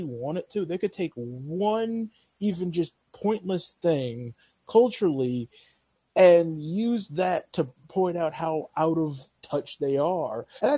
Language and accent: English; Lansing, Michigan, United States; born or raised there